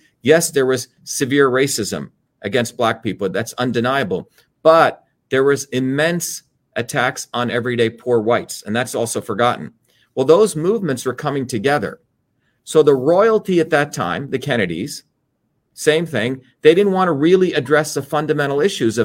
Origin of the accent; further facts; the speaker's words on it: New Jersey, United States; also born or lived in India; growing up in the United States, growing up in Jersey